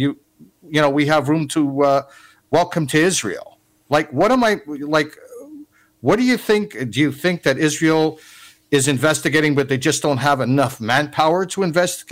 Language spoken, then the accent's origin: English; Canada; as a Canadian